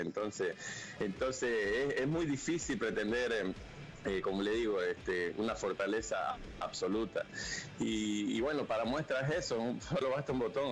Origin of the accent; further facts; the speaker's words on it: Bolivia; nosotros como bolivianos